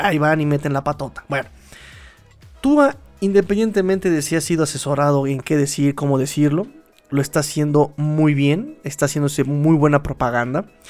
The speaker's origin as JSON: {"language": "Spanish", "region": "Mexico City", "country": "Mexico", "tie": "born or raised there", "accent": "chilango", "said": "chilango se le dice a los que somos oriundos de aquí, de la Ciudad de México"}